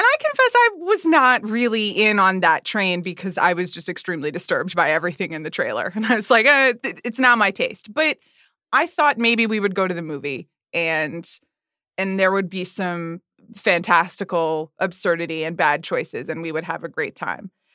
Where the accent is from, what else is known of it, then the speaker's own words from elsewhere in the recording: Atlanta, Georgia, United States; moved away; also born or lived in New York; I grew up in Atlanta